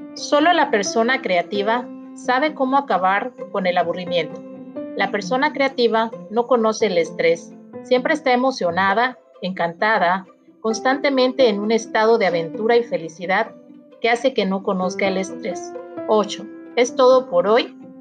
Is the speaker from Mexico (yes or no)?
yes; Mexico